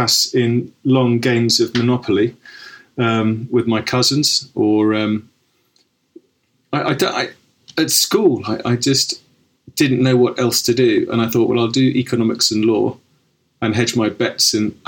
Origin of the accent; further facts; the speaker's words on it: Cobham, South East England, United Kingdom; I grew up in Surrey, in Cobham.